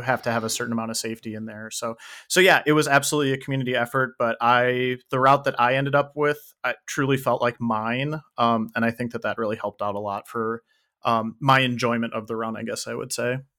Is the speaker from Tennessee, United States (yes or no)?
no; Saint Paul, Minnesota, United States; moved away; I grew up in Saint Paul